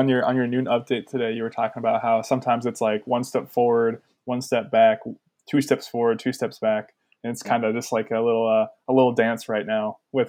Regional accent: Brainerd, Minnesota, United States; now in Duluth, United States; because I'm from Brainerd originally.

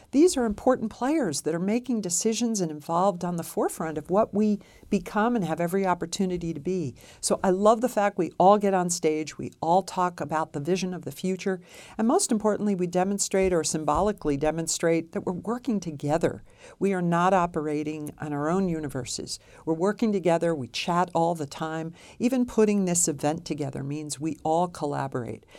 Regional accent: New York City, New York, United States; moved away as an adult; now in Reno, United States; I'm from New York City

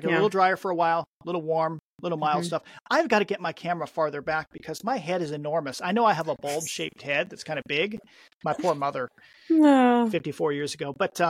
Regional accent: Chehalis, Washington, United States; where I grew up in Chehalis, which is notorious for flooding on the Chehalis River and the Nawakam River

